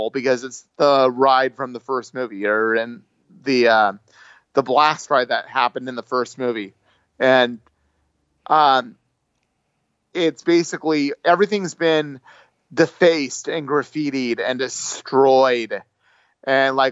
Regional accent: United States; I'm from the USA

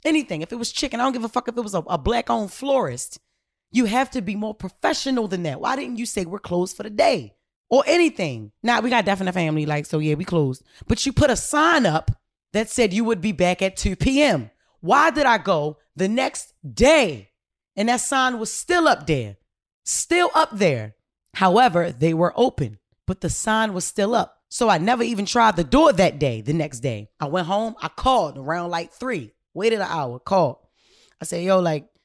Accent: Baltimore, Maryland, United States; I'm from Baltimore City, home of the crab

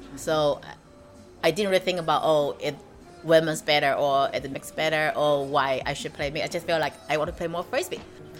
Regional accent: Suzhou, Jiangsu, China; moved away as an adult; now in Shanghai, China; I was born in Suzhou, but I've lived in Shanghai for almost 6 years.

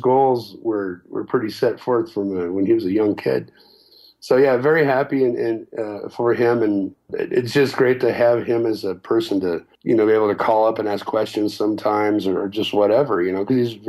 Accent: Las Cruces, New Mexico, United States; moved away as an adult; we grew up here. It's a small town.

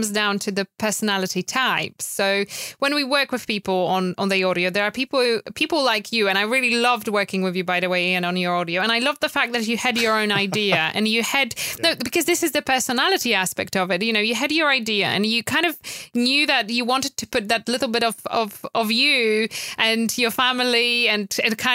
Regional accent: Poland; English is a second language; moved away as an adult; now in United Kingdom; I'm originally from Poland, so I've moved to UK after meeting my wonderful husband

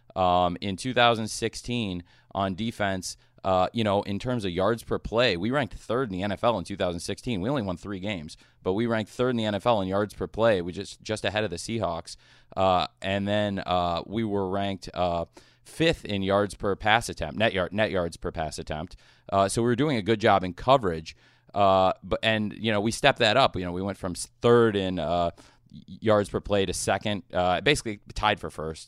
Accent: Champaign, Illinois, United States; I grew up in Champaign, Illinois

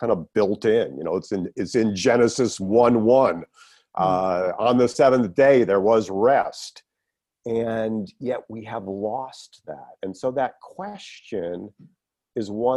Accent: Northeast of the United States, United States; I grew up in the Northeast of the United States.

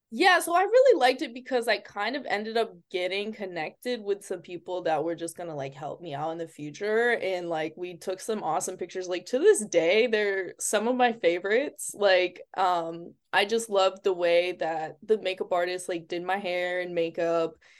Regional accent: Springfield, Massachusetts, United States; i'm from eh, the area is called springfield in massachusetts so okay it's in, like not by boston at all it's like two hours away

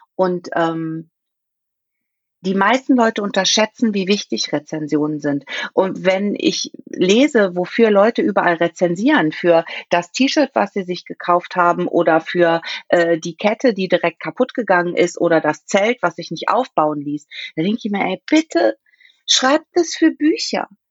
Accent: Saarland, Germany; bei uns im Saarland

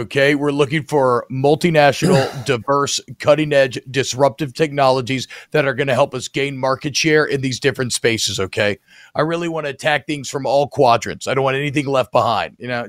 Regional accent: Louisiana, United States; we are from Louisiana here.

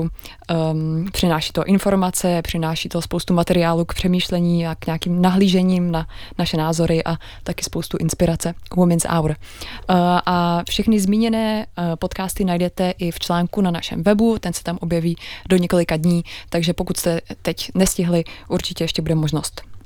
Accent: Prague, Czechia; jsem se narodila v Praze

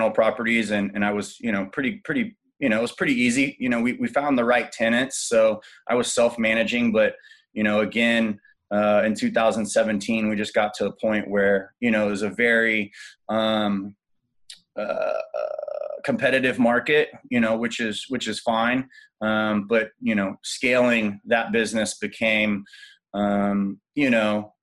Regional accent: Austin, Texas, United States; I was born and raised in Austin and moved all around Texas.

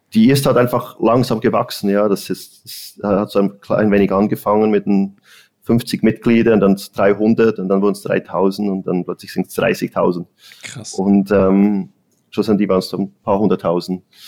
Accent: Bern, Switzerland; moved away as an adult; also born or lived in Zurich; now in Los Angeles, United States; ich bin ursprünglich aus Bern, ich bin in der Schweiz aufgewachsen

